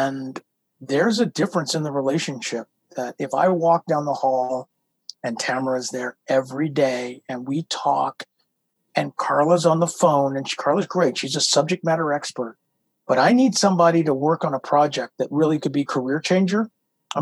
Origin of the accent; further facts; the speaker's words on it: United States; we're American